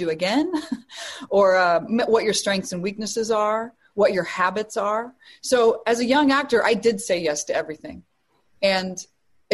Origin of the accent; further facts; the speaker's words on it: Chicago, Illinois, United States; my hometown in Chicago